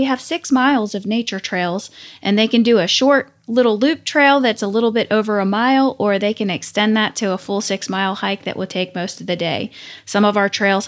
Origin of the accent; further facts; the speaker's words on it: Pennsylvania, United States; moved away as an adult; now in South Carolina, United States; I'm originally from Pennsylvania